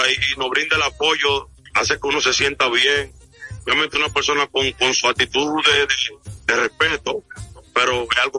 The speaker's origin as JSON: {"language": "Spanish", "region": "La Vega", "country": "Dominican Republic", "said": "Yo lo que quiero, yo soy de La Vega y soy aguilucho de chiquitico."}